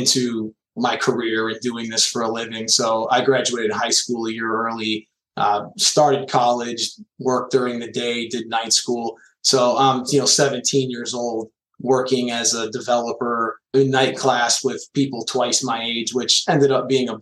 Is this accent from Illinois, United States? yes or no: yes; Chicago, Illinois, United States; I'm a kid from Chicago and just grew up in an IT family